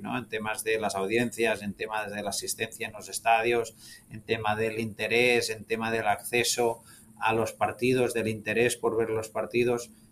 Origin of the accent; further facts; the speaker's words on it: Sabadell, Catalonia, Spain; moved away as an adult; also born or lived in Barcelona; now in Miami, United States; yo nací en, Barcelona, siempre em, he sido seguidor del club, también del Sabadell que es el equipo de, mi ciudad natal